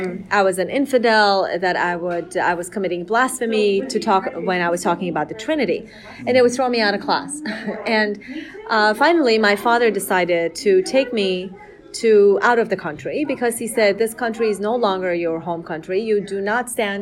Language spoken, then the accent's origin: English; Tehran, Tehran Province, Iran; now in United States; I was born and raised in Tehran